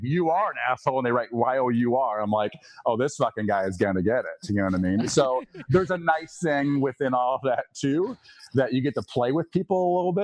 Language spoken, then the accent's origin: English; Eastern Iowa, United States; I grew up in Eastern Iowa, which is definitely more purple